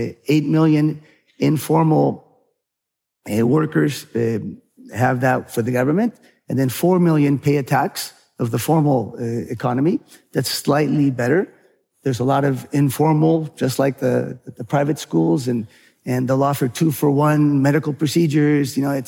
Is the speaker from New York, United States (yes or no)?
no; California, United States; And then I grew up partly in California.